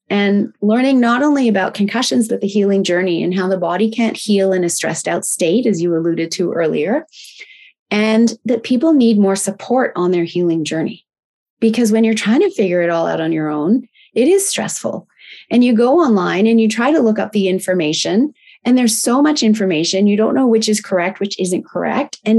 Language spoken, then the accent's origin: English; Tokyo, Japan; And I was raised in Tokyo, Japan, which was a wonderful lifestyle.